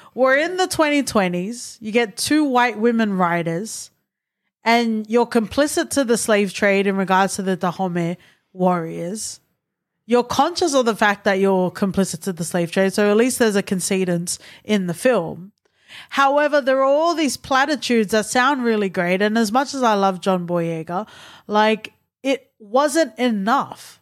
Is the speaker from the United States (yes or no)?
no; Australia; I, as an Australian born Tongan